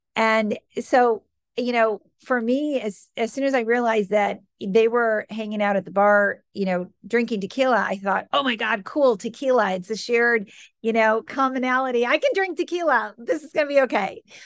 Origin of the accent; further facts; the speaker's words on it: Michigan, United States; moved away as an adult; also born or lived in New York City; now in Boston, United States; I grew up in the Midwest, grew up in Michigan, good Midwestern values